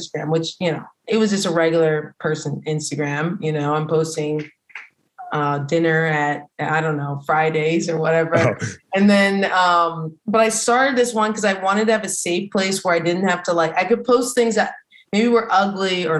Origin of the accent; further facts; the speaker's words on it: Philadelphia, Pennsylvania, United States; moved away as an adult; now in Washington, D.C., United States; I'm from the Philly area